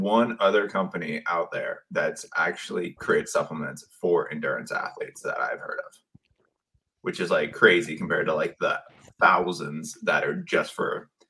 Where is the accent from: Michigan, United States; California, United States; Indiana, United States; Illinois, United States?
California, United States; Mendocino; also born or lived in Asheville, North Carolina; she stopped in this tiny little town on the coast, Mendocino. And she's like, oh, I want to live there. So we moved to this tiny town. It's, 3 hours north of San Francisco. And I lived there until I was in fourth grade. And then we moved down to the Bay Area. So just outside San Francisco area.